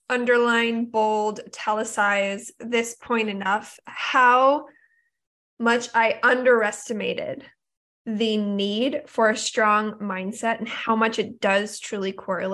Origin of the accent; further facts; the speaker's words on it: Oregon, United States; now in Southern California, United States; I'm in Southern California. I'm from Oregon. That's where my whole family lives.